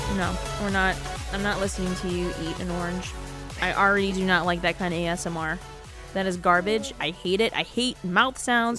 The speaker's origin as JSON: {"language": "English", "town": "Dearborn", "region": "Michigan", "country": "United States", "tie": "born or raised there", "moved": "yes", "said": "I grew up on Williamson Street in Dearborn."}